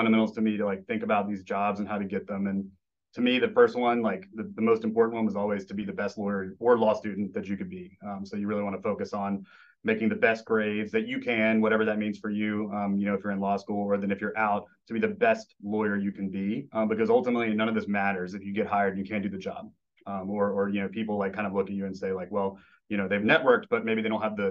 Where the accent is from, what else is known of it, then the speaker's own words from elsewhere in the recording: Memphis, Tennessee, United States; moved away; I'm originally from Memphis, which is, you know, basketball's in the blood of the city